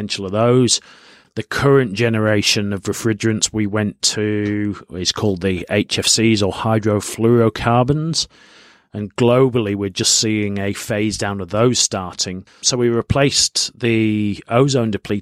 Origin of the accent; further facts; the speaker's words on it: Yorkshire and the Humber, United Kingdom; now in Australia; I'm from Yorkshire in the north of England